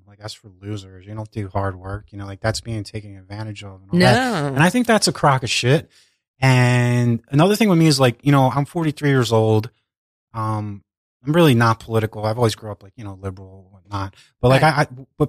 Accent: Philadelphia, Pennsylvania, United States; I grew up in Northeast Philadelphia.

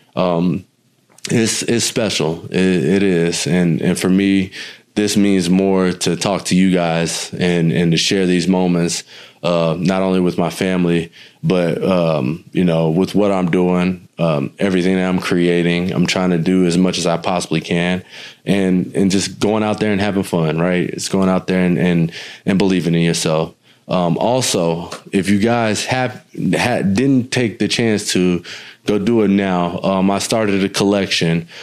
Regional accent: New Smyrna Beach, Florida, United States; my hometown is literally 45 minutes east of Orlando. Um, you take I I nine or I four uh, east, and you will hit New Smyrna um, and Daytona area, the Volusia County area

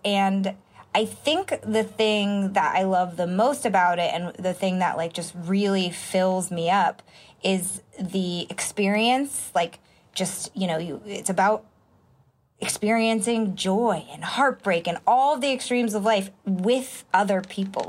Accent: Marin County, Bay Area, California, United States; also born or lived in Santa Monica, California; I moved to the Bay Area though when I was an infant. So I think I was six or nine months old when my parents moved to Marin County, which is across the Golden Gate Bridge

